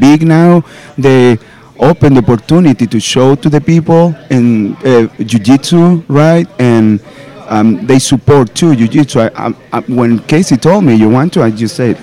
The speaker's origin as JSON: {"language": "English", "country": "Chile", "moved": "yes", "lives_now": "Rochester, United States", "said": "I'm from Chile, South America. And I train in Rochester with Synthesis, BJJ"}